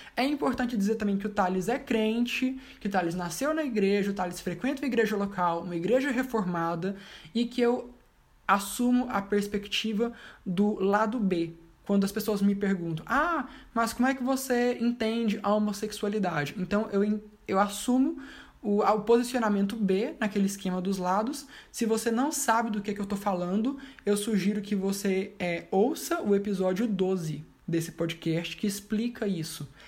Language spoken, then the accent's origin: Portuguese; Anápolis, Goiás, Brazil; eu tenho 26 anos, eu sou de Anápolis, Goiás